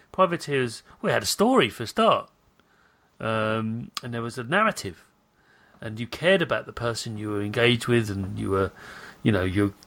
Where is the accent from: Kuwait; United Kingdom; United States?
United Kingdom; I'm British